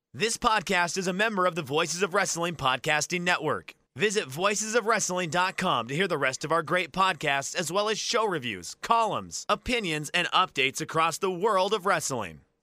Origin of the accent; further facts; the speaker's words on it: United States; as an American